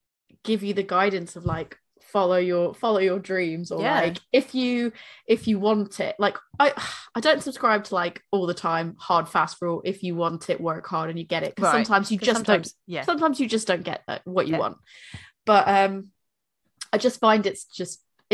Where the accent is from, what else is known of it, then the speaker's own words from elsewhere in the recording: Boston, Massachusetts, United States; moved away as an adult; now in United Kingdom; I'm from Boston